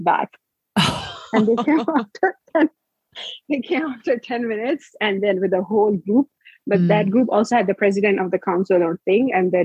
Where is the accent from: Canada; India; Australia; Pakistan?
Pakistan; Islamabad, Islamabad Capital Territory; moved away; also born or lived in Kohat; growing up in Islamabad, when they came to Islamabad when we were younger